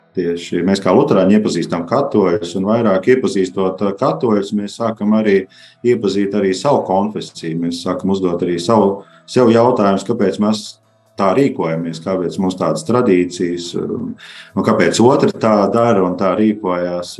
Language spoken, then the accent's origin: Latvian; Valmiera, Latvia; mēs esam uh, no Valmijas